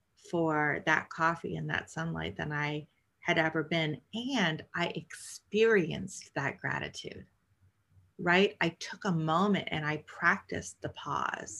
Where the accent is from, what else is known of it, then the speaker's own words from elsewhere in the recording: Canada; moved away; also born or lived in New York City; I grew up in Canada, so drinking tea and coffee is part of our culture